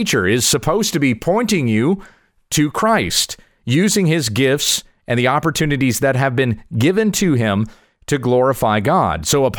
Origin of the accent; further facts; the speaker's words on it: the South, United States; accent: southern; Dad taught me to lose my southern accent so that I would sound more eloquent on the radio.